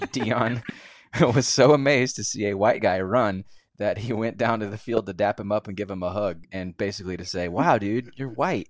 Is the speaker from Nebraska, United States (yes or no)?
no; Georgia, United States; I'm from Georgia